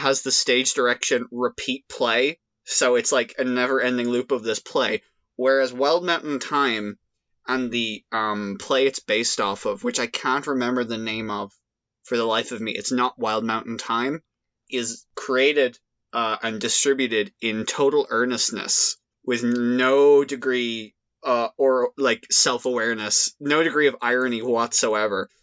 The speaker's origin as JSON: {"language": "English", "country": "Ireland", "accent": "Irish", "said": "I've certainly played up that aspect of my Irish accent"}